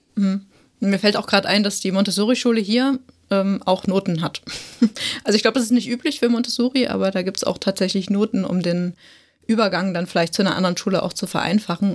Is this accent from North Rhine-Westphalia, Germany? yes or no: no; Saxony, Germany; bei uns in Sachsen